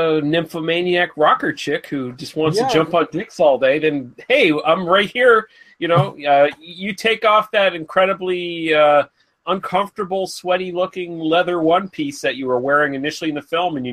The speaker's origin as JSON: {"language": "English", "country": "Canada", "said": "just being Canadian"}